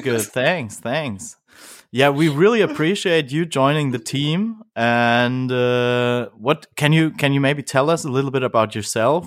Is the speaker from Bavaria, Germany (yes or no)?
yes; Bavaria, Germany; I'm also from Bavaria